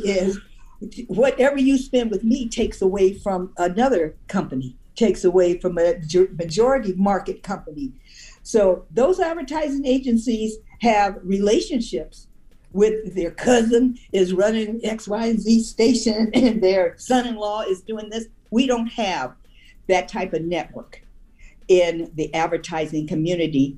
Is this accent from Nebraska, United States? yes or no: yes; Omaha, Nebraska, United States; moved away as an adult; also born or lived in Washington, D.C.; I'm from the Midwest. In Omaha